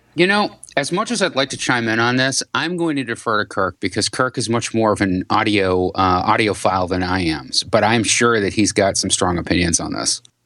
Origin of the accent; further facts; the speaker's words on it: New England, United States; I'm from New England